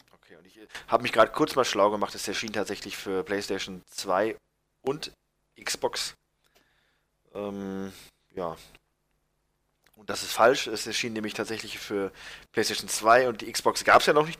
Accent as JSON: {"language": "German", "country": "Germany", "said": "bei uns in Deutschland"}